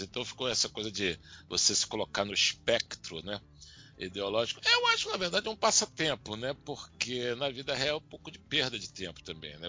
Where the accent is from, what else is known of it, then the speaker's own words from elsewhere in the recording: Bahia, Brazil; sou baiano